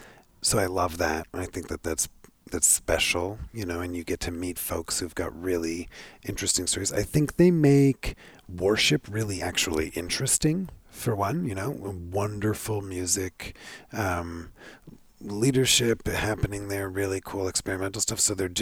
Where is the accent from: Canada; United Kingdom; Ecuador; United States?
Canada; No, I'm Canadian.